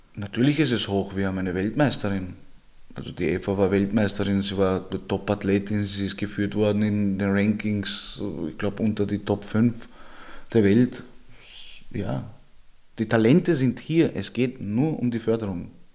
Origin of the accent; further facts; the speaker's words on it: Vienna, Austria; Ich bin aus Georgien ursprünglich, ich bin aber in Österreich geboren, also meine Eltern sind aus Georgien